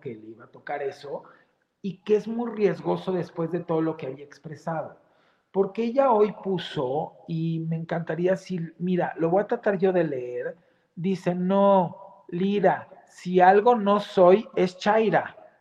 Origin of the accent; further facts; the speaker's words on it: Mexico; todos somos mexicanos donde estemos